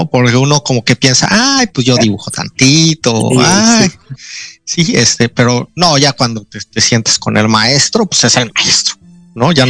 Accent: Mexico; now in Australia; Y la forma de que me trataban como hindú era muy diferente que cuando yo decía, oye, este, soy mexicano.

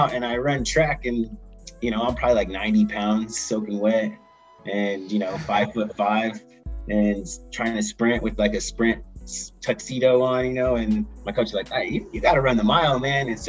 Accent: Ventura, California, United States; now in Colorado, United States; I grew up in Ventura, California

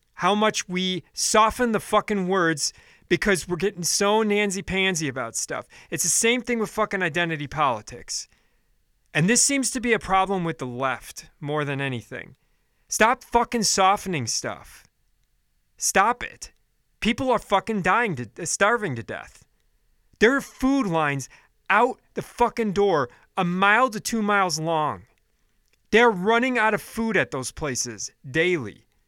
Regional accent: United States; as an American

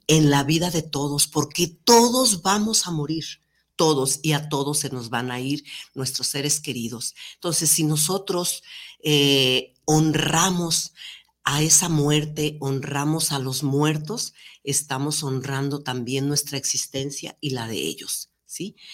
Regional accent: Mexico; como mexicanos que somos

